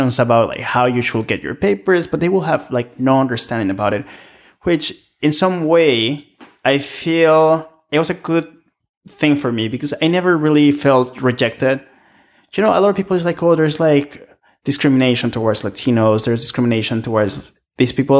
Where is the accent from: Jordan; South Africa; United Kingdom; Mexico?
Mexico; now in Canada; I'm from Mexico, right? Like, I live in Canada.